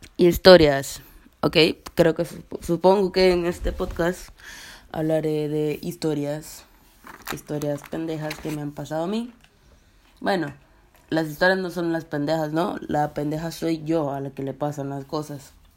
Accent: Colombia; now in Russia; Vivo en Rusia, soy colombiana

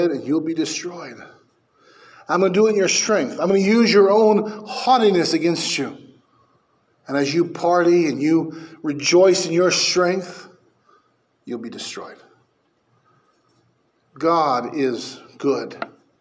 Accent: Bakersfield, California, United States; moved away; I'm from Bakersfield.

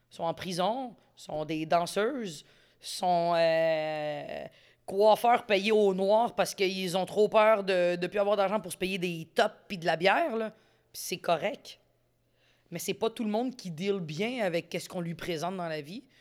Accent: Quebec, Canada; Moi, je suis pas canadienne, je suis québécoise.

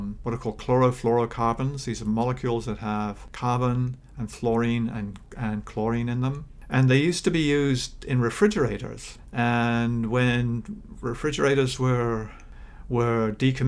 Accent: New Zealand; moved away; I grew up in New Zealand.

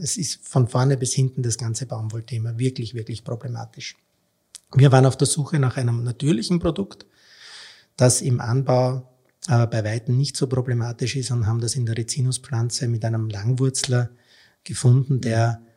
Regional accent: Austria; als Österreicher

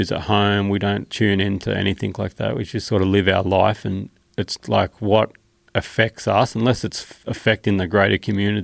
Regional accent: Australia; my home, Australia

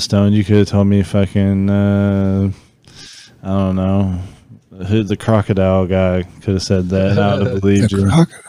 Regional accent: United States; I'm an American. It's sad. I can only speak English.

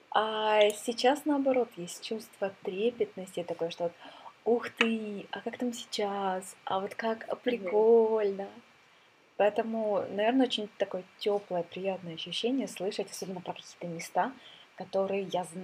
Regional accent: Ukraine; now in Sweden; так и у меня начало много что меняться с того момента, как я переехала из Украины.

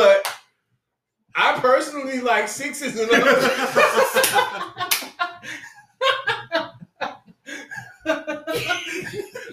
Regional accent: St. Louis, Missouri, United States; now in Seattle, United States; I live in Seattle right now, guys, and I'm from St. Louis

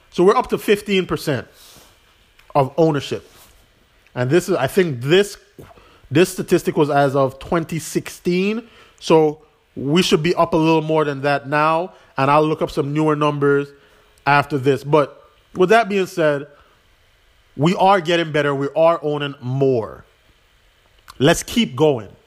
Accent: U.S. Virgin Islands; I'm from the Virgin Islands. I want to be bigger than that, but at the same time, home is always where my heart will be.

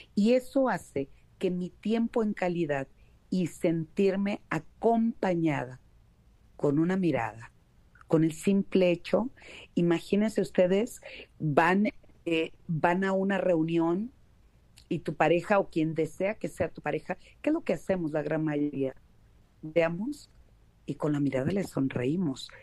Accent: Mexico; acá en, en mi país, en México

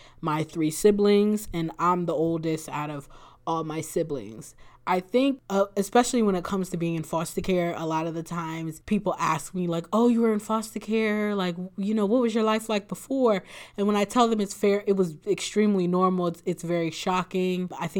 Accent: Bucks County, Pennsylvania, United States; I'm from Bucks County, Pennsylvania, which is outside of the northeast part of Philadelphia. I was born and raised there.

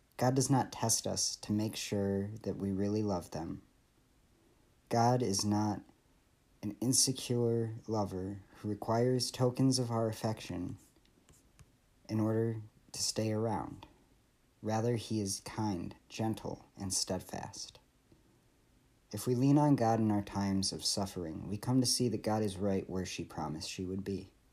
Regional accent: Michigan, United States; I grew up in Michigan

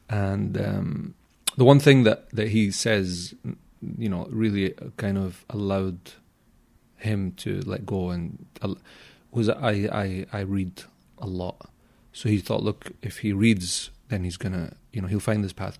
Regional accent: Glasgow, Scotland, United Kingdom; I grew up in Glasgow, yeah.

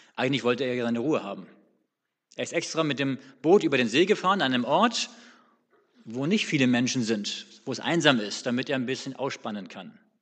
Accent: Northern Germany, Germany; now in Swabia, Germany; als Norddeutscher

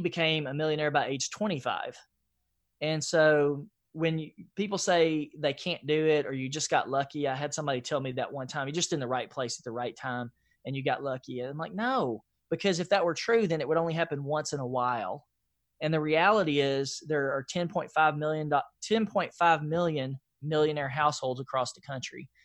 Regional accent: Nashville, Tennessee, United States; I grew up in East Nashville, Nashville, Tennessee

